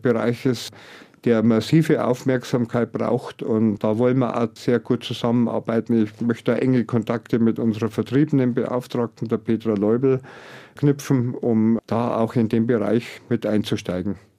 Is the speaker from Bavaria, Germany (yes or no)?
yes; Pfaffenhofen an der Ilm, Bavaria, Germany; meine Heimat, vor dem Landratsamt Pfaffenhofen